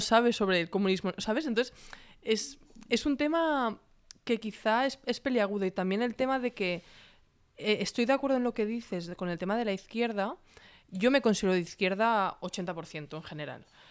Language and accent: Spanish; Catalonia, Spain; yo me considero ambos, catalana y, también española